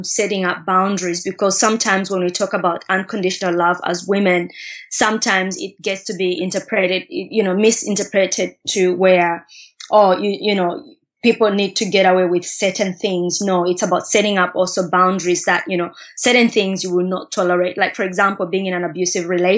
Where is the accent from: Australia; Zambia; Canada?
Zambia; Katete, Eastern Province; growing up in Katete